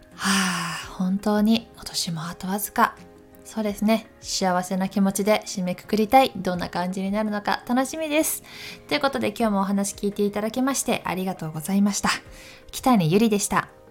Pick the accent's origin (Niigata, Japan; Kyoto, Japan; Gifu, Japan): Gifu, Japan; Takayama; moved away as an adult; also born or lived in Tokyo; 私も岐阜県の高山市出身で雪が割と降る地域だったので